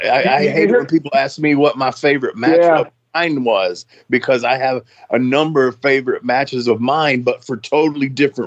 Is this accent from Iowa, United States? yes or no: no; Nashville, Tennessee, United States; That's my hometown